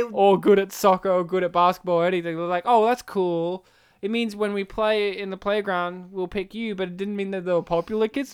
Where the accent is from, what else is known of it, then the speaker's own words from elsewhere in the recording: Australia; We are from Australia